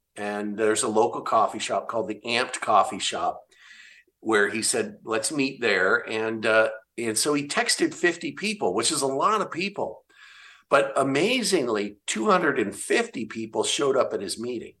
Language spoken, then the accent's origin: English; Olympia, Washington, United States; my home state of Washington